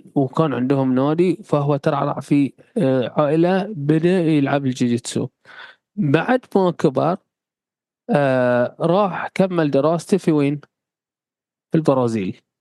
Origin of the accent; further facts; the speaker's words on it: Bahrain; عندنا في البحرين